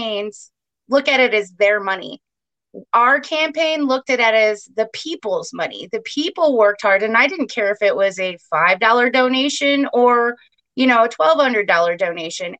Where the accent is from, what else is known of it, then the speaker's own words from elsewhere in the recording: Kent County, Michigan, United States; I'm from Kent County. I've lived there my entire life.